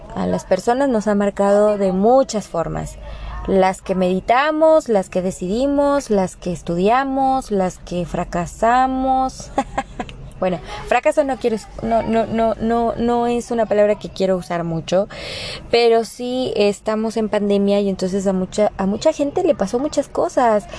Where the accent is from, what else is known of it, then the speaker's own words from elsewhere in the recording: Mexico; en nuestro país, o sea, aquí en México